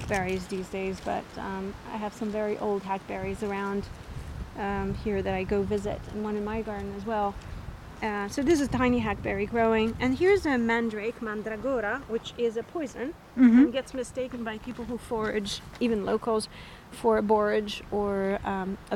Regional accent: Basel, Basel-Stadt, Switzerland; also born or lived in New York; now in Sicily, Italy; I grew up in Basel, Switzerland

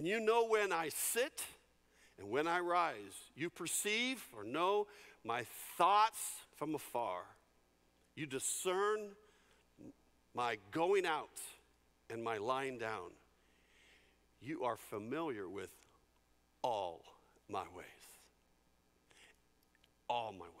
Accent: San Jose, California, United States; When I grew up in San Jose, California, we lived in a cul-de-sac

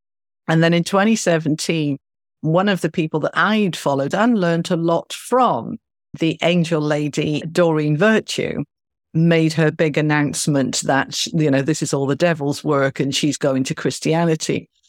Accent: California, United States; now in Mumbai, India; And I'm in Mumbai in India. And I'm a Californian lady. So I Skyped my family back home.

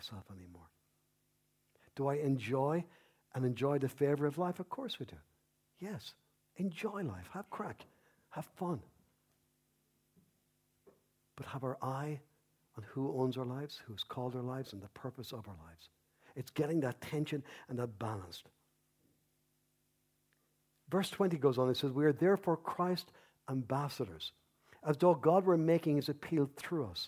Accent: Ireland; I love being Irish. I love being a Paddy

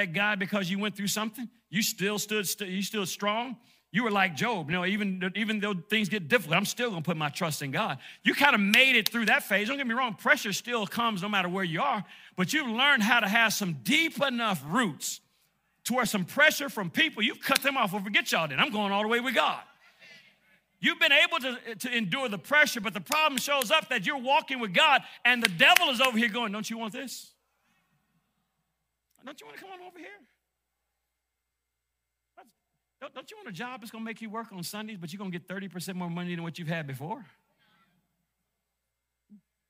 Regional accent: Detroit, Michigan, United States; moved away; I grew up in Detroit, Michigan

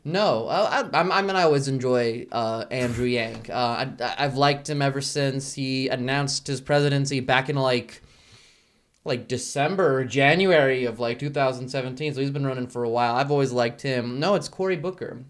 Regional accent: Bosnia & Herzegovina; moved away; I'm originally from Bosnia and Herzegovina, but I, uh, swam all the way here

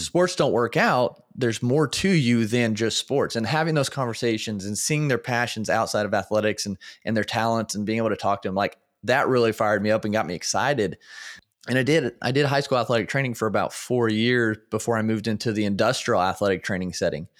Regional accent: Indiana, United States; born and raised in Indiana

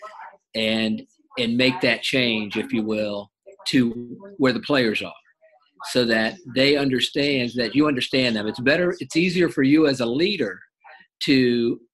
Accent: Ohio, United States; I grew up in Ohio

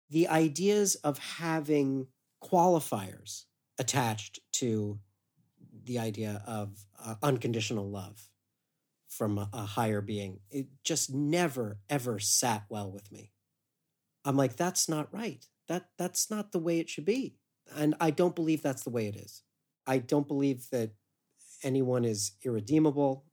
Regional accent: Westerville, Ohio, United States; I grew up in Westerville, Ohio, suburb of Columbus

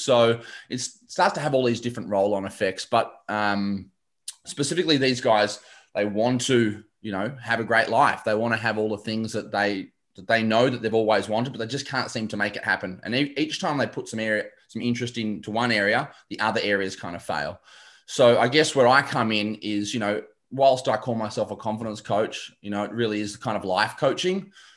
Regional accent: Shepparton, Victoria, Australia; I grew up in Shep.

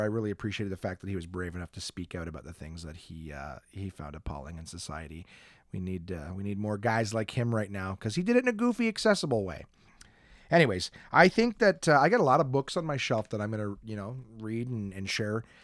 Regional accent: Canada

